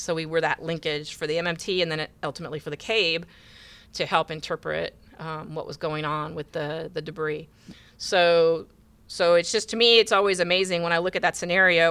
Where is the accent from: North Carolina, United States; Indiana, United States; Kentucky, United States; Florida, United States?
Indiana, United States; moved away as an adult; now in Houston, United States; I grew up in the Midwest. I grew up in Indiana.